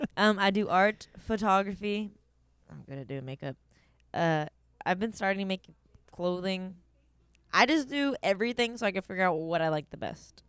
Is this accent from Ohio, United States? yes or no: yes; Canton, Ohio, United States; I was born in Canton, Ohio